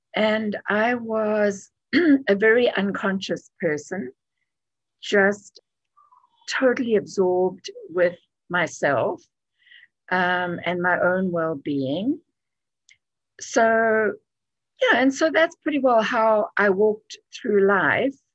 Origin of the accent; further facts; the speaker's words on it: KwaZulu-Natal, South Africa; moved away as an adult; also born or lived in Cape Town, South Africa / Canada; I grew up in KwaZulu-Natal